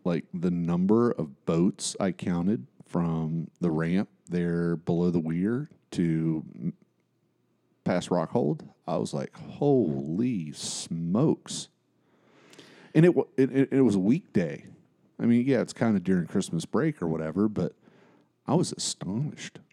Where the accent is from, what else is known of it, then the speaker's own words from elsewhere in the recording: Bristol, Appalachia, United States; it's just an interesting place to grow up